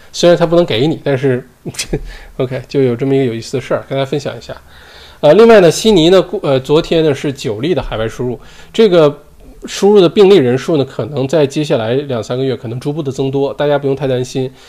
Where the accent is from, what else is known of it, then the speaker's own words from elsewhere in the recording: China; now in Australia; 我们说中文，骨子里就是中国人，在中国恨不得读书长大的，吃的也都是中国，吃，就都是中国胃